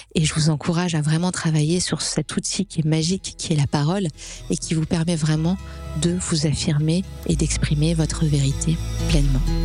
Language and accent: French; France; en tant que Français